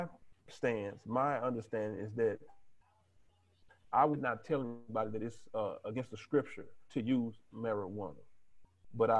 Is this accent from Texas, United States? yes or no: yes; Texas, United States; I'm from Texas